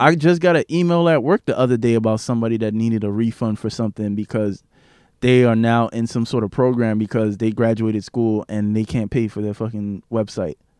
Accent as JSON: {"language": "English", "town": "New York City", "region": "New York", "country": "United States", "tie": "born or raised there", "said": "I grew up in East Flatbush for majority of my life"}